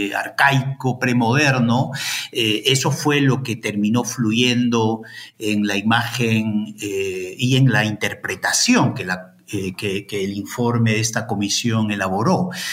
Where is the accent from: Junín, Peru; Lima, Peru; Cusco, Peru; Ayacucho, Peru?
Ayacucho, Peru; moved away as an adult; also born or lived in Madison, United States; now in Santiago, Chile; yo soy de Ayacucho